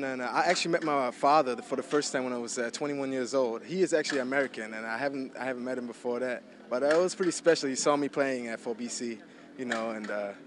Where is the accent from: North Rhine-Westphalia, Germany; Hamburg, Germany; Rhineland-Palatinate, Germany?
Hamburg, Germany; English is a second language; moved away as an adult; also born or lived in United States; now in New Orleans, United States; I grew up in Germany, mm-hmm. and you know, I was 18 when I graduated from my German high school, but I didn't speak English at that point. And that's when I came to America